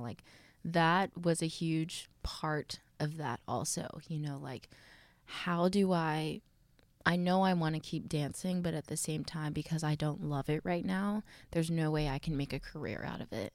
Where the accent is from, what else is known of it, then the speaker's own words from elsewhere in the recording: Texas, United States; I'm from Texas.